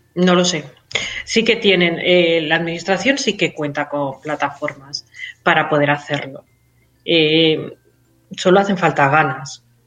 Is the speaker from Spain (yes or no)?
yes; Catalonia, Spain; Soy, soy catalana